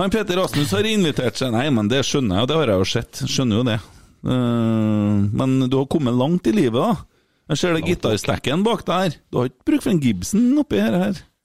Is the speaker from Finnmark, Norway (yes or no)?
no; Bjugn, Trøndelag, Norway; jeg er jo fra Bjugn, og det er jo lenger og lenger ut